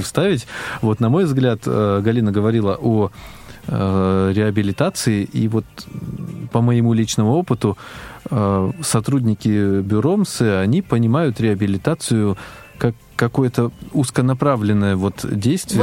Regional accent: Altai Krai, Russia; also born or lived in Biysk; Я э, родился в Алтайском крае, э, жили в деревне, в отдаленной от города.

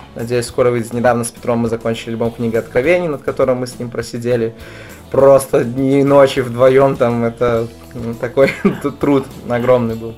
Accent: Babruysk, Mogilev Region, Belarus; мы приехали специально из Бобруйска, ну, как мой родной город, в Минск

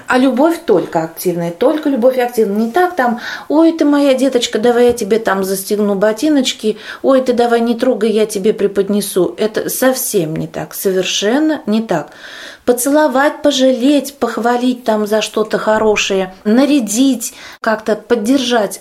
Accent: Kovrov, Vladimir Oblast, Russia; Я из Владимирской области, город Ковров

